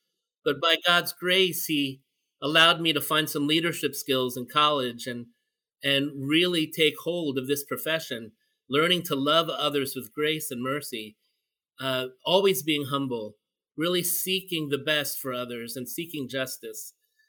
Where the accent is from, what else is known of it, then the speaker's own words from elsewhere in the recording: Philippines; And as a Filipino, I was just, you know, struck by that.